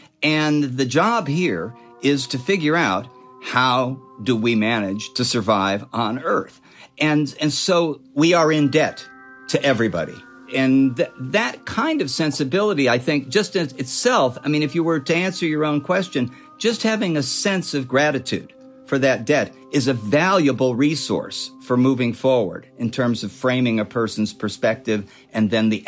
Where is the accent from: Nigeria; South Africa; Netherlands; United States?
United States; Illinois; now in Southern California, United States; My parents moved out to Southern California in 1957. You know, I came from Illinois. There were seasons in Illinois